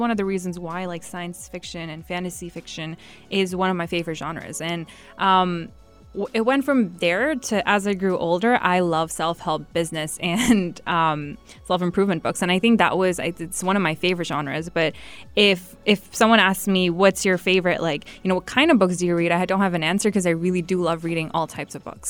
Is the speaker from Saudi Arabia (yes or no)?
yes; Saudi Arabia; I was born and raised in Saudi